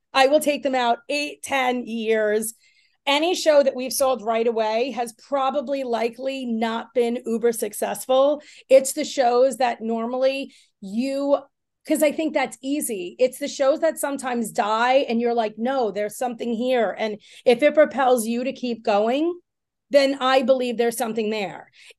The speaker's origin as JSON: {"language": "English", "town": "Long Island", "region": "New York", "country": "United States", "tie": "born or raised there", "said": "I grew up in Long Island."}